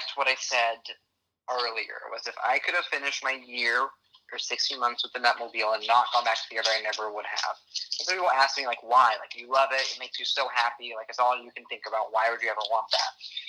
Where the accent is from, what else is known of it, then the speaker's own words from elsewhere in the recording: Texarkana, Texas, United States; also born or lived in Wadley, United States; So yes, Texarkana, my whole life. I was born in Wadley on the Arkansas side